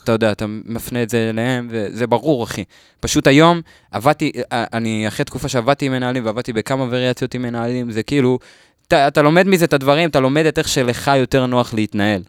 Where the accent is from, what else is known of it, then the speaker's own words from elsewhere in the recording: Lod, Central District, Israel; גדלתי בלוד